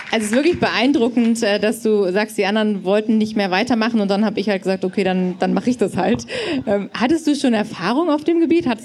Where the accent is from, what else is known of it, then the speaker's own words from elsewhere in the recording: Hamburg, Germany; Also ich komme ja, wir kommen aus Hamburg und da ist es so ein fester Termin einfach.